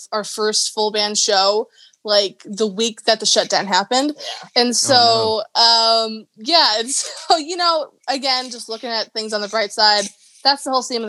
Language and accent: English; the Midwest, Minnesota, United States; accent: Midwestern; Our grandma was from Kentucky, but we grew up in the Midwest